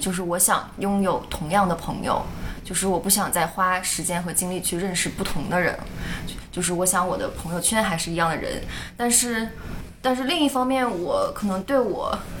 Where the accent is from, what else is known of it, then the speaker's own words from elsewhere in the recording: China; now in Toronto, Canada; 小时候是在国内长大，但是之后就来到国外生活